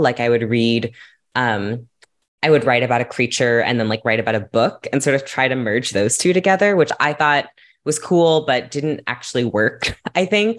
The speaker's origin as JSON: {"language": "English", "region": "California", "country": "United States", "tie": "born or raised there", "said": "I grew up in California"}